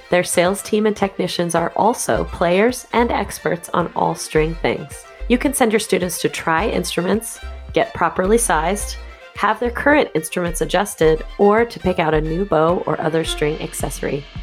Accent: Caracas, Capital District, Venezuela; first language Spanish; English is a second language; moved away as an adult; now in Philadelphia area, United States; So I was born in Venezuela in Caracas

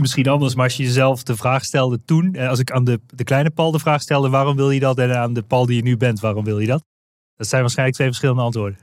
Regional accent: Limburg, Netherlands; Wij spreken volgens mij dezelfde taal, want we komen allebei uit Limburg

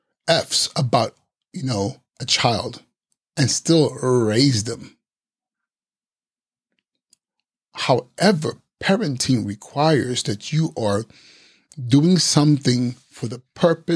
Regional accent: Nigeria; English is a second language; I am Nigerian and sometimes my brain doesn't connect quite with my English

